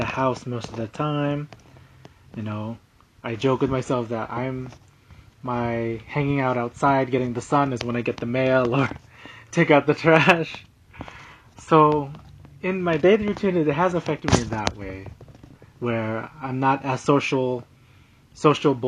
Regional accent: San Diego, California, United States; I'm pretty much from San Diego

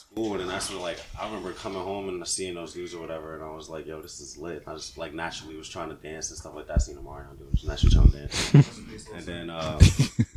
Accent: Virginia, United States; also born or lived in Brooklyn, New York; I'm a VA dude

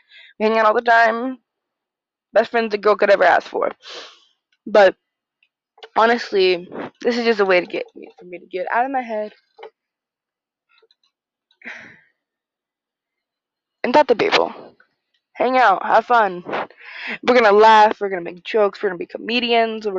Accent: United States; I'm from the U.S. of A.

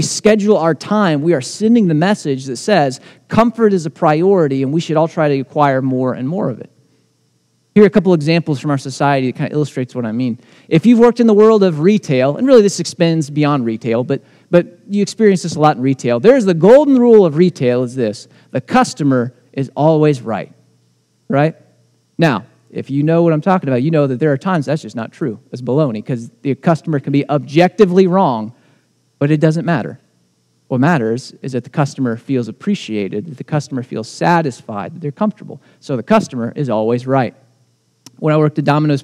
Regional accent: United States; as American Christians

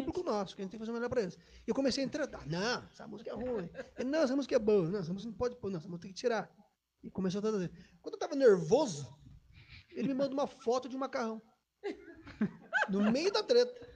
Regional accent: São Paulo, Brazil; also born or lived in Mogi Mirim; Eu sou o caçula em casa e só eu nasci em São Paulo.

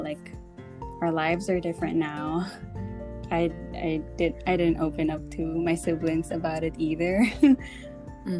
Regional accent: Australia; moved away as an adult; also born or lived in Philippines; now in Japan; growing up in Australia as a Filipino

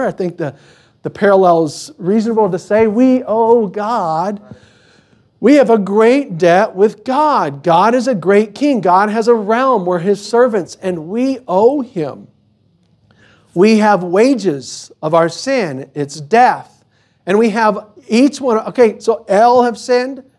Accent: United States; we're American

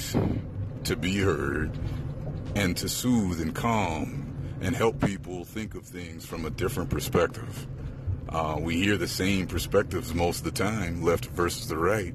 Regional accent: Chicago, Illinois, United States; now in Houston, United States; I am from Chicago, born and raised, and living in Houston

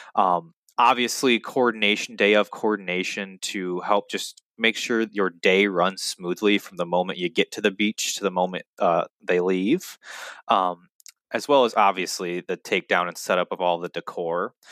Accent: Muskegon, Michigan, United States; both Salim and I, b, being both of us born and raised in the Muskegon area

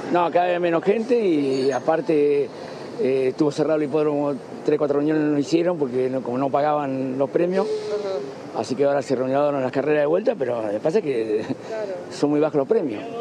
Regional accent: La Plata, Buenos Aires Province, Argentina; soy de La Plata

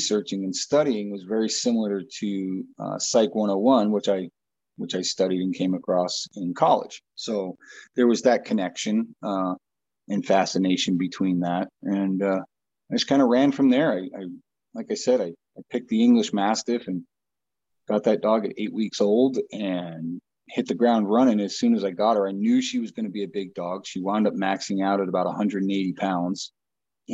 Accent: Long Island, New York, United States; moved away as an adult; also born or lived in Billings, Montana; now in Montana, United States; Originally, I am from back east. I'm from Long Island, New York. Graduated high school in 1992, moved out to Billings

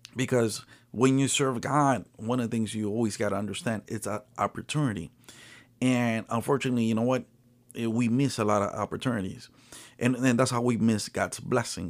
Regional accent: Nicaragua; now in United States; I'm originally from Nicaragua

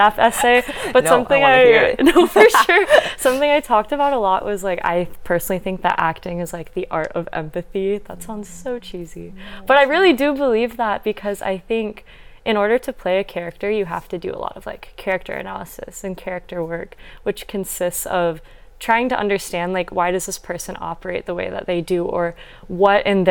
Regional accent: Northwest Iowa, United States; moved away as an adult; now in Los Angeles, United States; I'm originally from Northwest Iowa, so very different from

